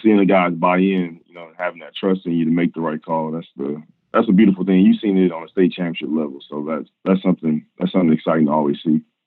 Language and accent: English; Kansas City, Missouri, United States; also born or lived in Nebraska; I'm from originally from Kansas, Missouri, went to, uh, Rockland High School